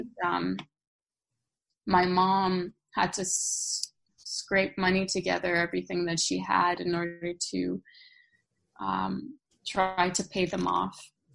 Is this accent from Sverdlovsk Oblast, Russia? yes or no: no; Krasnodar, Krasnodar Krai, Russia; moved away; I was born in Russia, uh-huh. Krasnodar